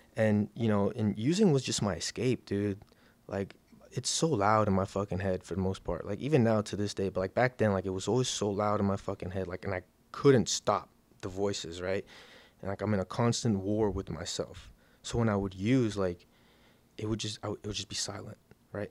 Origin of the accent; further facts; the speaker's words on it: Miami Gardens, Florida, United States; I'm from Miami, Miami Gardens